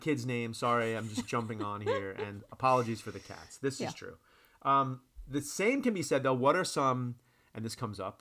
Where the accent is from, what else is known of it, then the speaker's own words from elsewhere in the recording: New York, United States; accent: New Yorker; moved away; My New Yorker accent.